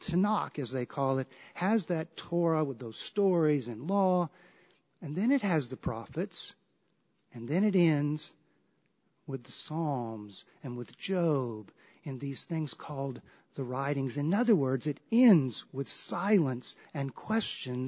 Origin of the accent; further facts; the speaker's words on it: the South, United States; I grew up in the South